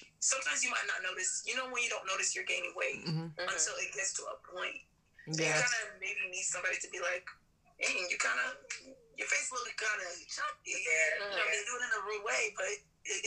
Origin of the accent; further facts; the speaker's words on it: United States; I'm African American